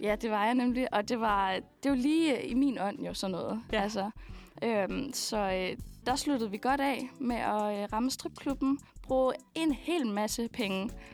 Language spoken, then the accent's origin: Danish; Skælskør, Zealand, Denmark; jeg er fra Skelskør.